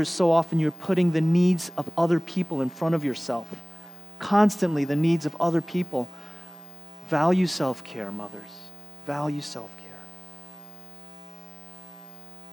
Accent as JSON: {"language": "English", "town": "New York City", "region": "New York", "country": "United States", "tie": "born or raised there", "said": "I lived in one of the grittier parts of town, Flushing and then Bayside."}